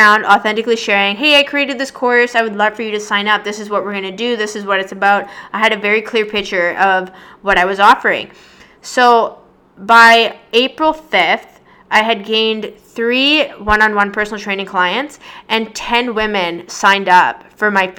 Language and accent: English; Victoria, British Columbia, Canada; moved away as an adult; now in Toronto, Canada; I'm originally from Victoria, BC